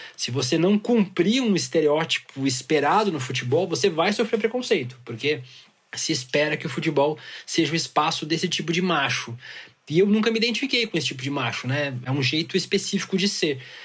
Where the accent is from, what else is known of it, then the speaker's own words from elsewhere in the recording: Santa Catarina, Brazil; lá em Santa Catarina, que foi onde eu cresci